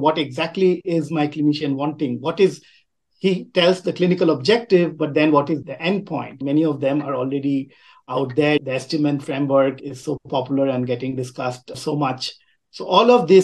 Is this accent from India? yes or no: yes; Kolkata, West Bengal, India; moved away as an adult; also born or lived in Riverside, California, United States; I grew up in a very densely populated Indian city called Calcutta, now called Kolkata. So I'm from India, but I've lived in three continents